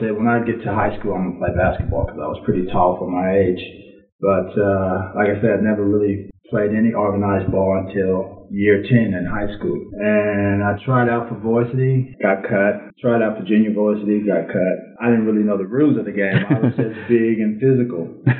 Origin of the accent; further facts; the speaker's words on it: Inglewood, California, United States; also born or lived in South Central Los Angeles; Life at Inglewood was pretty tough, but prior to going to Inglewood High School, I lived in South Central LA.